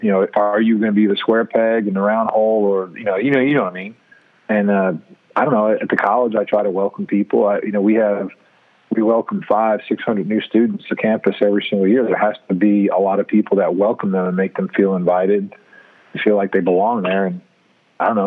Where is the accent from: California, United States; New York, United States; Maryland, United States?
New York, United States; New York City; now in Columbia, United States; I grew up in New York City